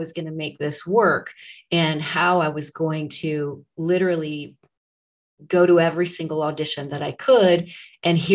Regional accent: Arnold, Missouri, United States; I am from Arnold, Missouri. I grew up on a farm in that very small town, which is about 20 miles south of St. Louis

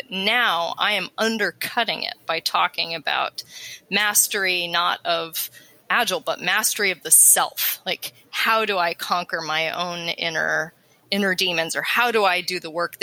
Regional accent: Colorado, United States; accent: American Western; moved away; also born or lived in East Coast; I grew up in Colorado, so I have the American Western

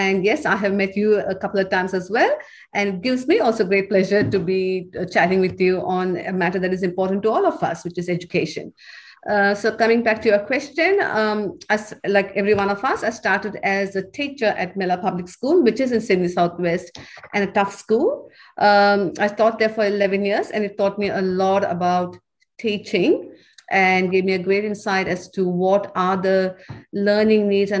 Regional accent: India; moved away as an adult; I was studying to be a lecturer when I came from India. And I went to university to study to be an English lecturer.

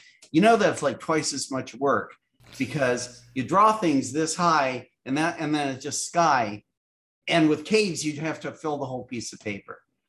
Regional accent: San Francisco, California, United States; I'm 61 years old and I grew up in San Francisco, meaning when I was a little kid, I saw Haight-Ashbury in the 60s.

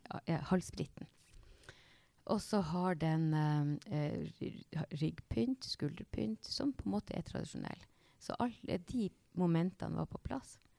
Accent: Snubba, Nordland, Norway; Jeg er opprinnelig fra Snubba

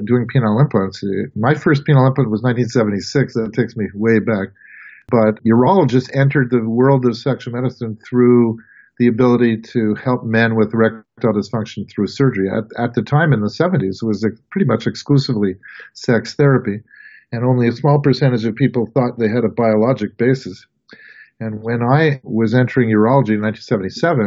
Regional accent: Montreal, Quebec, Canada; moved away as an adult; also born or lived in Providence; I'm from Montreal, Quebec, Canada, and I was a classic Canadian playing hockey

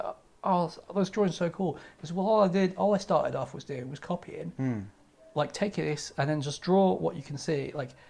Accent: Santa Monica, California, United States; moved away; I grew up in Pico neighborhood, which is like the tough bit of Santa Monica.

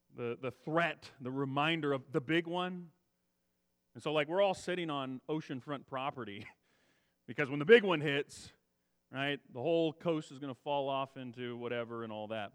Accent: Central Valley, California, United States; also born or lived in Texas / Kansas / Arizona; I grew up in the Central Valley, lived here nearly my whole life

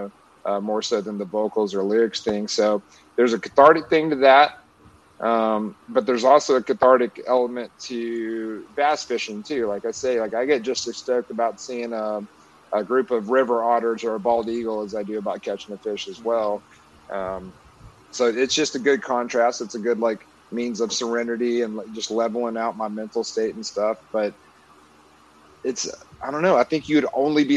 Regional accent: Florence, Alabama, United States; also born or lived in Orange County, California; now in Nashville, United States; I grew up in Florence, Alabama, Pickwick Lakes right there

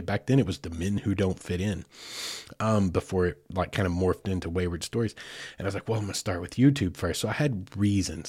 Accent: Oklahoma, United States; now in Farmington, Arkansas, United States; I grew up in Oklahoma

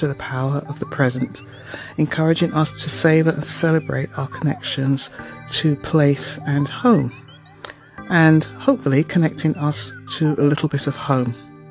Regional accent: London, United Kingdom; moved away as an adult; now in Toronto, Canada; I am a Londoner

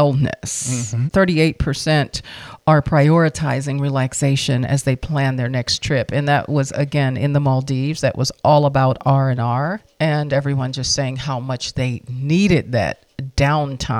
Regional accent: Washington, District of Columbia, United States; moved away; I'm from originally Washington, D.C.

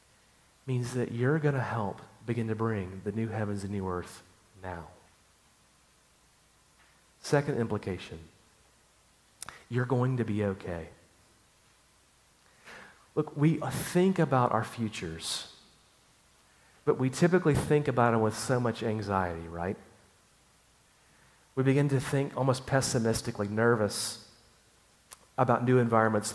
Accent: Chattanooga, Tennessee, United States; moved away; My hometown is a place called Chattanooga, Tennessee

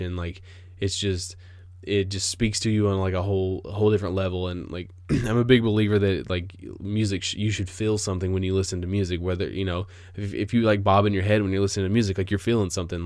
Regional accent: United States; I am an American

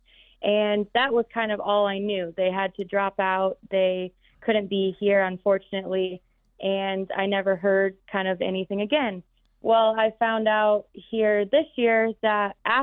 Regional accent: Michigan, United States; moved away as an adult; I moved away from home. I moved away from Michigan

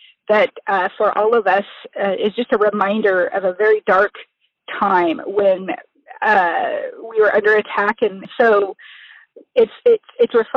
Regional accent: Quinault Indian Nation, Washington, United States; I come from the Quinault Indian Nation

